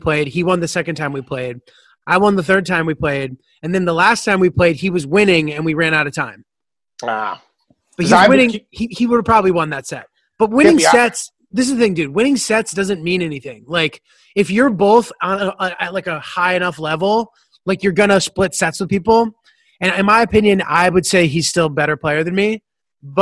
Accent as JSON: {"language": "English", "region": "Connecticut", "country": "United States", "tie": "born or raised there", "moved": "yes", "lives_now": "New York, United States", "said": "I grew up primarily in Connecticut"}